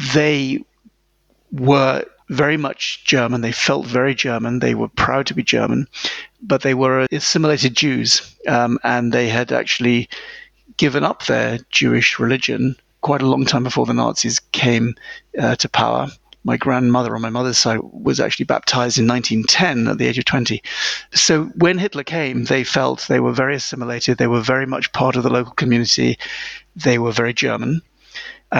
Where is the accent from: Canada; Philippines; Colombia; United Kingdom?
United Kingdom; a small town near London, England; accent: British; first language English; moved away as an adult; also born or lived in United States / Moscow; I was born in England in a small town near London